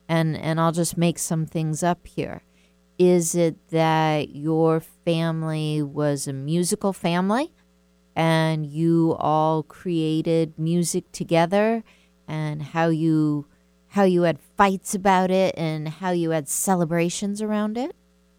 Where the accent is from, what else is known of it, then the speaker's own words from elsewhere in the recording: the South, United States; We were a family of 8 kids, and we're from the South. That's how things used to be, big families.